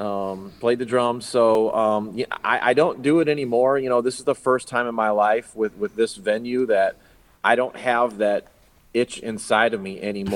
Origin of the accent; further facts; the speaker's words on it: Hobart, Indiana, United States; You know, I grew up here in Hobart. I was born and raised in Hobart, pretty much lived here almost all my life at this point, which is 44 great years. But I went to Hobart High School.